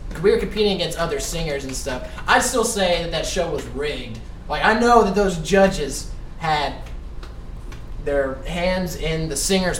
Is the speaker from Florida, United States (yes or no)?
no; Gallatin County, Southern Illinois, United States; I'm from Gallatin County